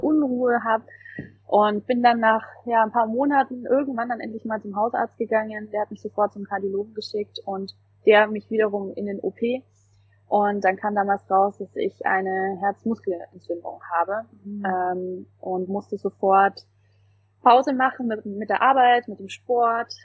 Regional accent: Nuremberg, Bavaria, Germany; ich komme ja aus Nürnberg

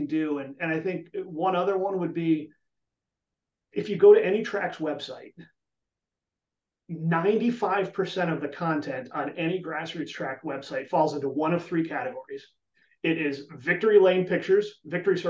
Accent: New England, United States; now in Chicago, United States; I grew up in New England

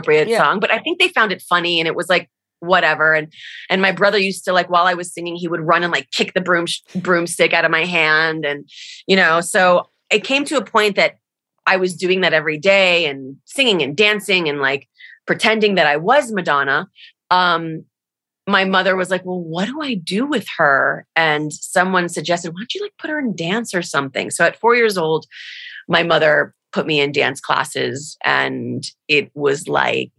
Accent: Miami Beach, Florida, United States; moved away as an adult; also born or lived in Los Angeles; I was born in Miami, Florida, or Miami Beach, Florida, the exact location

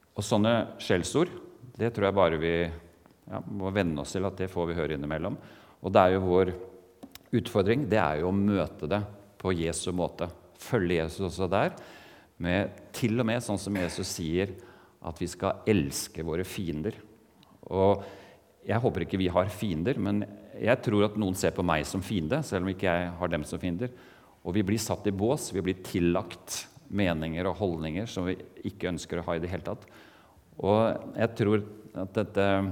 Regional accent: Eastern Norway, Norway; accent: Eastern Norwegian (østlandsk); moved away as an adult; also born or lived in Mandal, Norway / Portugal; now in Kristiansand, Norway; jeg kommer ikke fra Oslo, selv om jeg har denne talefeilen at jeg snakker østlandsk

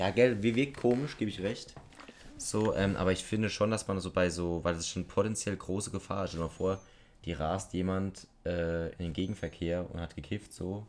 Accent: Germany; da bin ich auch Deutscher

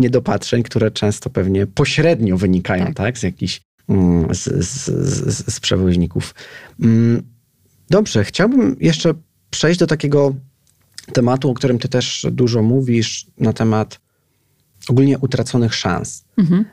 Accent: Piaseczno, Masovian Voivodeship, Poland; mieszkałem w, jako nastolatek w, w, w podwarszawskim Piasecznie

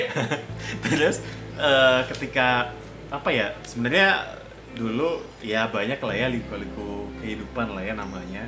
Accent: Surabaya, East Java, Indonesia; accent: Javanese; moved away as an adult; now in Jakarta, Indonesia; aku orang Surabaya. Which ya. is logatnya kan beda banget.

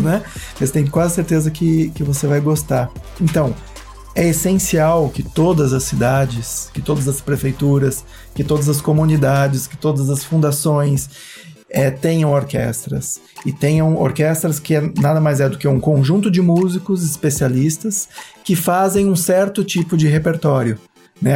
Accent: Cunha, São Paulo, Brazil; moved away; Como eu passei boa parte da minha infância em Cunha, família toda de lá

